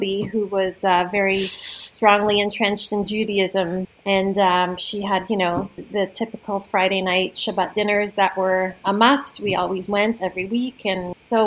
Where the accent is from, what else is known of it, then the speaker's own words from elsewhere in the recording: Toronto, Ontario, Canada; moved away as an adult; now in Stratford, Canada; I'm from Toronto